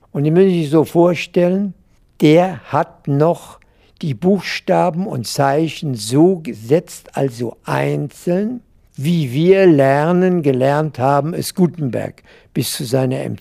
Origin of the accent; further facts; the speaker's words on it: Mainz, Rhineland-Palatinate, Germany; Bis zu meinem 13. Lebensjahr wohnte ich in der Mombacher Straße 44, dem Sitz der pommerschen Saatzucht, deren Geschäftsführer mein Vater wa